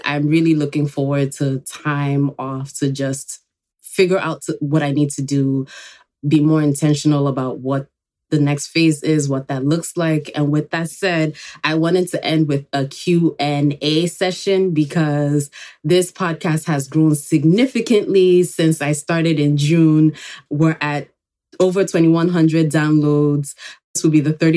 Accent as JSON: {"language": "English", "country": "Nigeria", "tie": "born or raised there", "also_born_or_lived": "Enugu, Nigeria", "moved": "yes", "lives_now": "New York, United States", "said": "I was born here in New York, but I actually grew up in Nigeria"}